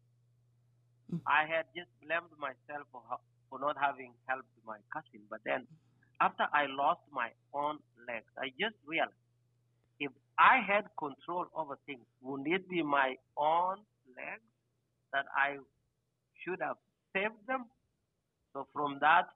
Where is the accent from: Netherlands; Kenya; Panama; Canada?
Kenya; moved away as an adult; also born or lived in Anchorage, Alaska, United States; now in United States; I am originally from Kenya. I came to the United States in 2008, went to University of Alaska Anchorage